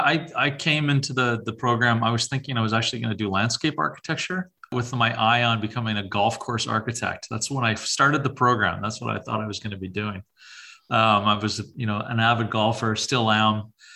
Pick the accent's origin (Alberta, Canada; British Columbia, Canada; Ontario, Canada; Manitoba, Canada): Manitoba, Canada; Winnipeg; St. James.